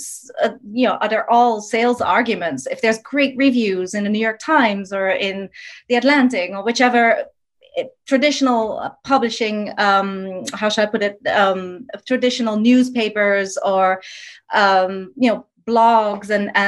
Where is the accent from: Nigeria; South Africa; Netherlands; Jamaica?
Netherlands; moved away; I'm from the Netherlands originally